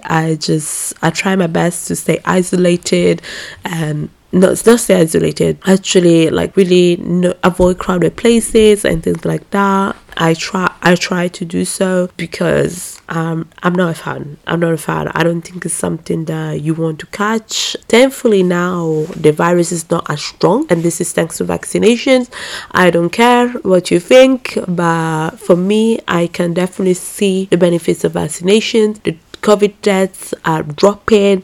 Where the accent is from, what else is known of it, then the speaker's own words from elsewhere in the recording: Italy; I was just born here